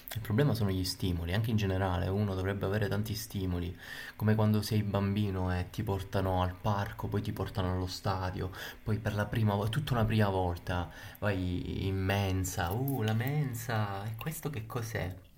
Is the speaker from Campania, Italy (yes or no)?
no; Palermo, Sicily, Italy; now in Rome, Italy; vi sto parlando da Roma, comunque Roma capitale, ma io sono di Palermo